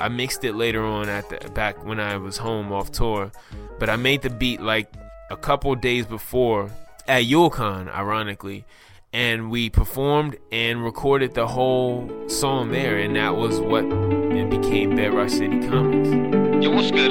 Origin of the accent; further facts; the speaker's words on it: United States; I'm from the East Coast. I pretty much a native Washingtonian